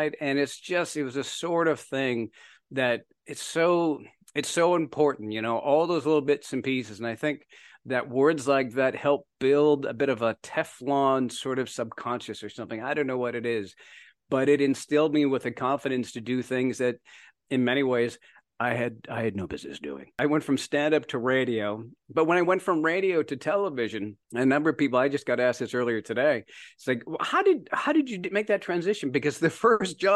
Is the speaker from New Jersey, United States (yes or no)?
yes; Berkeley Heights, New Jersey, United States; accent: Canadian; also born or lived in Canada; going to New Jersey, as you mentioned, Berkeley Heights, New Jersey. And I moved there 9 years old with my Canadian accent